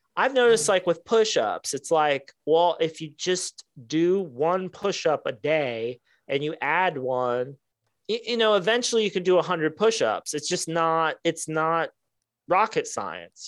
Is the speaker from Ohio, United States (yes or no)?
yes; Ohio, United States; Midwestern, I'm from Ohio